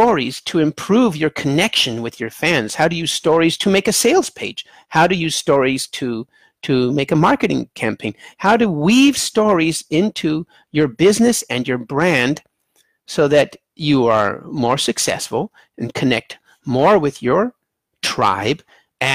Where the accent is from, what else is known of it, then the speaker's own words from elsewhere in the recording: United States; I'm American, so my books are in English.